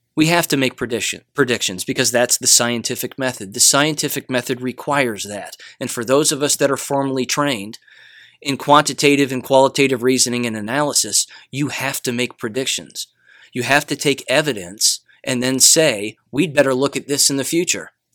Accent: United States; I'm an American

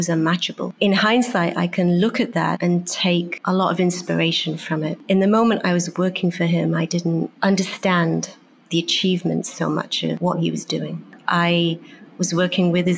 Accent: Wales, United Kingdom; moved away as an adult; also born or lived in Beijing / Hong Kong / Germany / London; now in New York, United States; Growing up in Wales

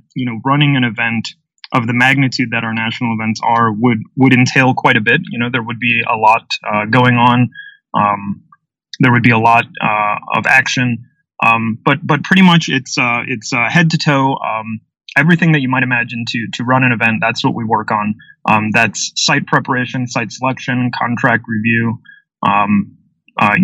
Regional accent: Peoria, Illinois, United States; my hometown here in Peoria, Illinois

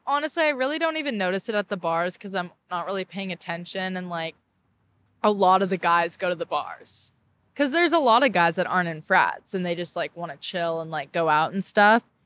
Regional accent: Orange County, California, United States; moved away as an adult; now in Charleston, United States

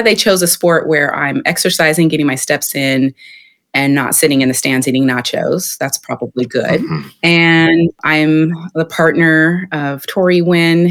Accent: Sacramento, California, United States; I'm from Sacramento, often in Bay Area shadow, but I was born and raised here, as was my mother.

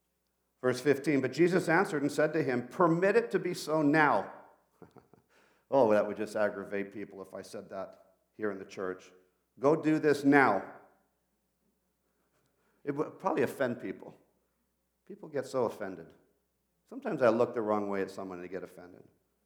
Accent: Peru; And I grew up in Peru as a missionary kid. So I started speaking to her in Spanish

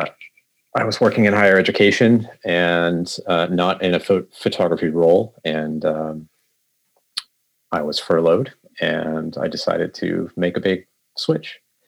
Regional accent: Massachusetts, United States; moved away as an adult; now in Portland, United States; I am originally from Massachusetts. I moved to Portland, Oregon, early 2018.

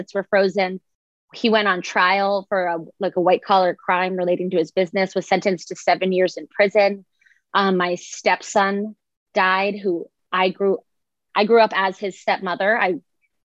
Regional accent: Boca Raton, Florida, United States; I grew up in Boca Raton, Florida

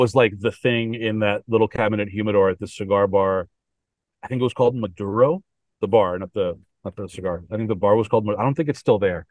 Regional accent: Miami, Florida, United States; also born or lived in Columbia, Missouri; I grew up Cuban in Miami

